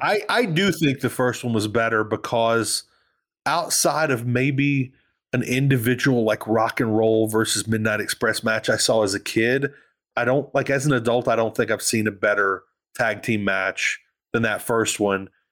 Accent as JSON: {"language": "English", "region": "the South", "country": "United States", "said": "I'm from the South."}